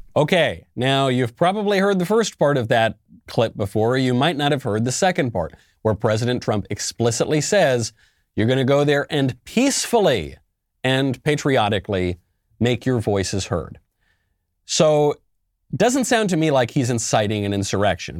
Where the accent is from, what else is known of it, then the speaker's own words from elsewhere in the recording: New York, United States; I'm a New Yorker myself, born and raised